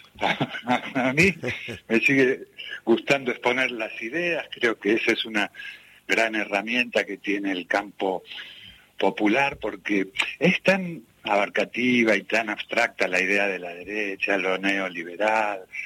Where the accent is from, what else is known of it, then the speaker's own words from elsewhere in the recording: Ramos Mejía, Buenos Aires Province, Argentina; Yo soy de La Matanza, soy de Ramos Mejía